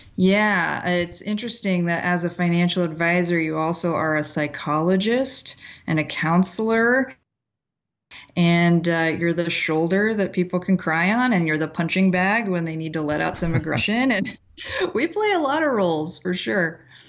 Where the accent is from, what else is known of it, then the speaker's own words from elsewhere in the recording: McPherson, Kansas, United States; I grew up in McPherson, Kansas, which is this tiny little town right in the middle of the state